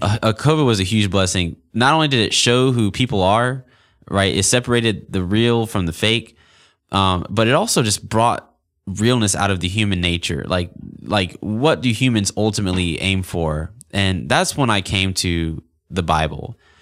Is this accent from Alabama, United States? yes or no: yes; Auburn, Alabama, United States; I grew up in Auburn, Alabama, born and raised